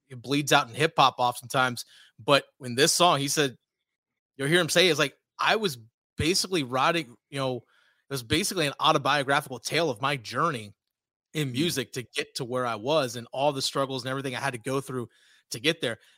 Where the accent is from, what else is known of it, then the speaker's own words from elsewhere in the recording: Virginia, United States; And I grew up in Virginia.